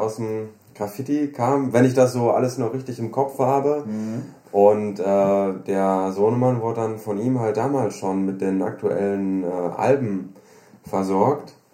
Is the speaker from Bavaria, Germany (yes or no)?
no; Düsseldorf, North Rhine-Westphalia, Germany; Ich komme aus Düsseldorf